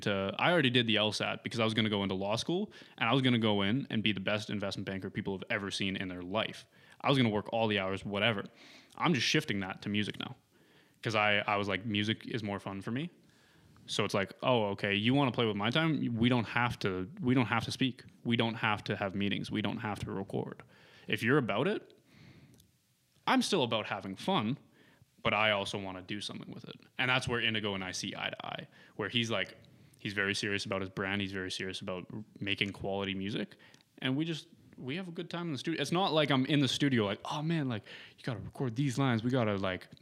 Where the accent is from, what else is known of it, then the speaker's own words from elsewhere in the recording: Lethbridge, Alberta, Canada; now in Kelowna, Canada; Lethbridge may be my hometown, but this is my home